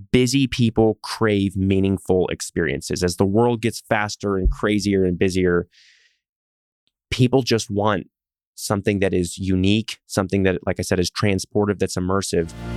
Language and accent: English; Texas, United States; also born or lived in Pacific Northwest; I'm a Texan